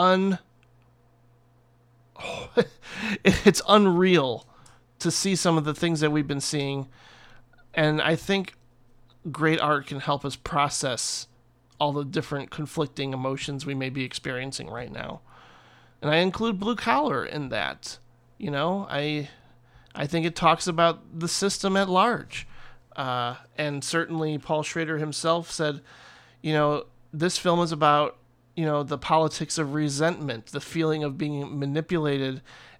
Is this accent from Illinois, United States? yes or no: no; Northwest Indiana, United States; where I grew up in Northwest Indiana, just out in Crown Point